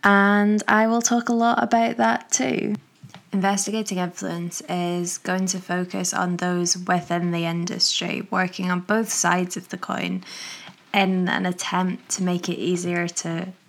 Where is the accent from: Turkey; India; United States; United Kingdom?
United Kingdom; Manchester, North West England; born there; accent: posh Glaswegian; now in Glasgow, United Kingdom; I live just outside of Glasgow, but I have a bit of a weird accent because I was born in Manchester. So I think I just sound a bit like a posh Glaswegian